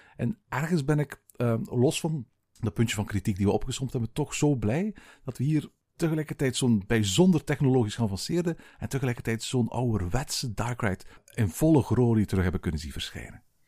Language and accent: Dutch; Belgium; bij ons in Tervuren